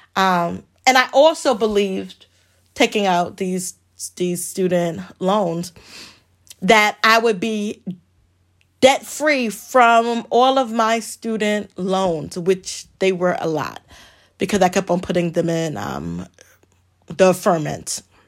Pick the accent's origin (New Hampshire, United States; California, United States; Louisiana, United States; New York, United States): New York, United States; New York City; moved away as an adult; also born or lived in Richmond, Virginia; growing up in the Bronx